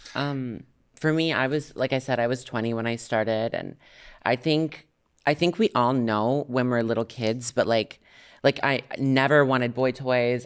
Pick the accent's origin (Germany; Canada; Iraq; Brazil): Canada; I'm Canadian.